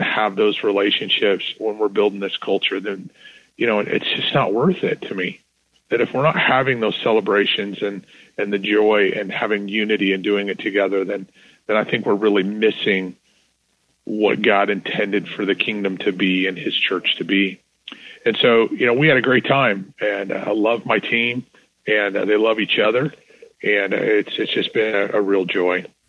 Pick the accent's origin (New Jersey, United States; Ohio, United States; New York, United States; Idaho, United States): Idaho, United States; Northern; now in Texas, United States; I was born in Northern Idaho